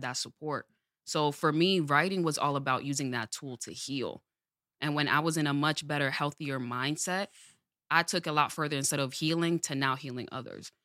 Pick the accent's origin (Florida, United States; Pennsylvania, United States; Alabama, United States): Pennsylvania, United States; Allentown; born and raised in Allentown, Pennsylvania.